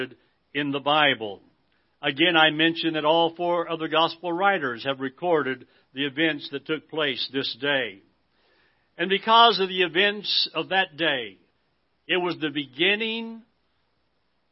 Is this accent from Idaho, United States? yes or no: yes; Idaho, United States; As a young boy growing up in Idaho